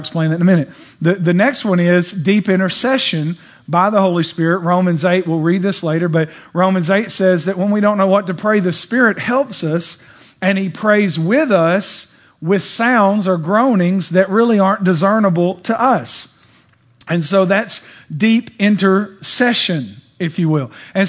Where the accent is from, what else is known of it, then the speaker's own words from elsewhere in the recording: Bulgaria; And I know because I'm from Bulgaria, and I was praying and asking God what to do when I went back to Bulgaria